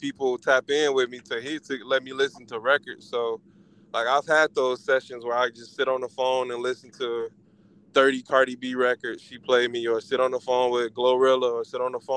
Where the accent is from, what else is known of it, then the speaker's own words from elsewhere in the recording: Chicago, Illinois, United States; I'm from Chicago